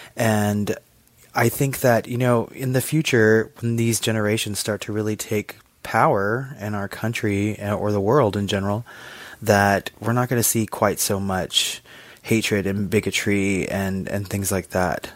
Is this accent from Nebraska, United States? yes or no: no; Texas, United States; I currently live in Texas. I grew up in Texas